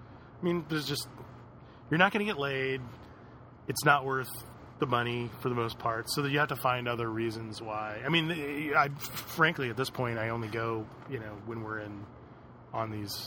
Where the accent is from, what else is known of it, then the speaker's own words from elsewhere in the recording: Las Vegas, Nevada, United States; also born or lived in Los Angeles; I grew up in Vegas. I consider it one of my hometowns, L.A. and Vegas.